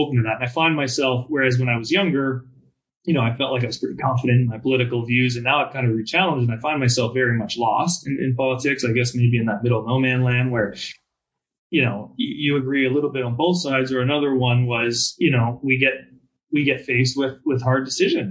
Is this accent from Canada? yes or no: yes; Canada; English is a second language; moved away as an adult; now in United States; I'm Canadian. I've lived down here and worked down here in America now for 6 or 7 years